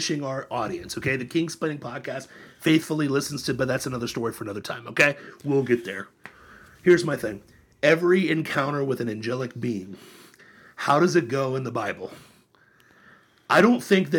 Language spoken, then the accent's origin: English; Florida, United States; My fellow Floridians